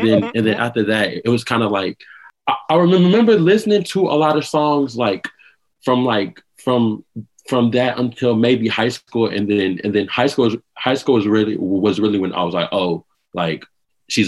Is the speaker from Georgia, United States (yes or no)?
yes; Atlanta, Georgia, United States; I'm 23, and I'm from Atlanta, Georgia